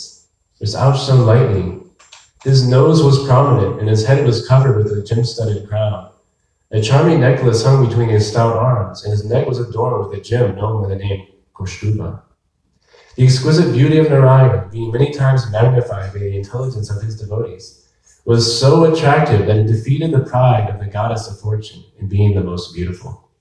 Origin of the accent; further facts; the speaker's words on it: Berea, Ohio, United States; now in Tucson, United States; I grew up in Ohio, and at night, there was lots of lightning bugs